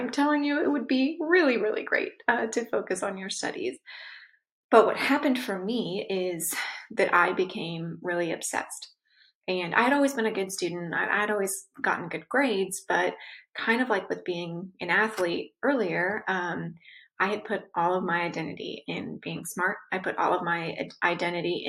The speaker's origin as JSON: {"language": "English", "region": "Southern California", "country": "United States", "tie": "born or raised there", "said": "I was born and raised in Southern California."}